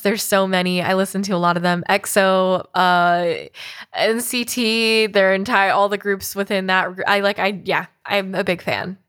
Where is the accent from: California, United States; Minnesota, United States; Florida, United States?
California, United States; Oakland; moved to Oakland, California. Shout out to my hometown